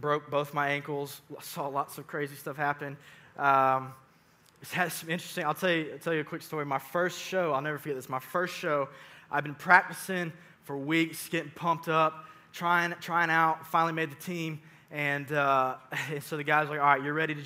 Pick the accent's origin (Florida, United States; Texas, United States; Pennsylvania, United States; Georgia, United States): Georgia, United States; Sugar Hill; also born or lived in Suwanee, Georgia; I grew up in Suwannee. Well, technically Sugar Hill, actually, is where I'm from. I'm a graduate of North Gwinnett High School.